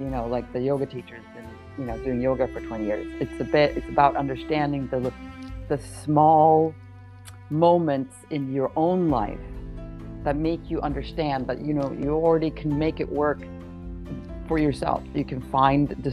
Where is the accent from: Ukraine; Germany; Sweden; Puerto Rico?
Sweden; I grew up in Sweden